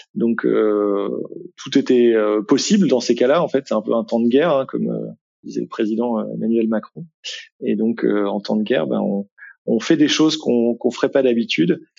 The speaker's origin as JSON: {"language": "French", "region": "Brittany", "country": "France", "moved": "as an adult", "lives_now": "Lille, France", "said": "je suis breton d'origine"}